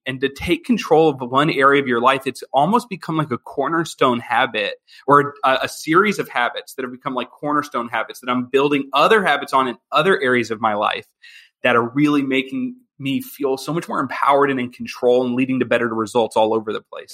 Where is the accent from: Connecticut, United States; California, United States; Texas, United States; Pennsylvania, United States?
Pennsylvania, United States; Philadelphia; moved away as an adult; now in Chicago, United States; I'm originally from Philadelphia, Pennsylvania, and my wife and I now we live in Chicago